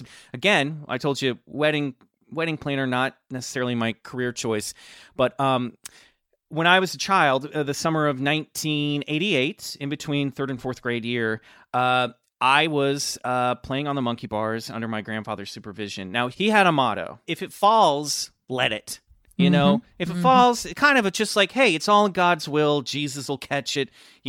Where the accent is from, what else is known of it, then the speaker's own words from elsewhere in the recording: Lenexa, Kansas, United States; Yes, I grew up in Lenexa, Kansas, which is a suburb of the greater metropolitan area of Kansas City, Kansas.